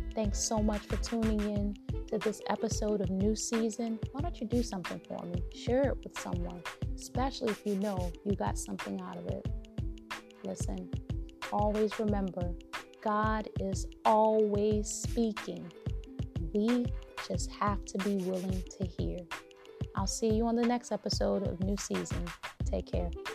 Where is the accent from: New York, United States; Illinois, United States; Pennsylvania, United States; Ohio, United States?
New York, United States; New York City; accent: New York; I'm from New York, originally from Brooklyn.